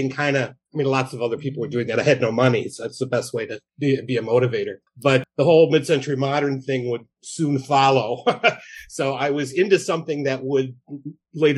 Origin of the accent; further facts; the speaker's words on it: Norridge, Illinois, United States; I grew up in Norridge, which is a little suburb on the northwest side of Chicago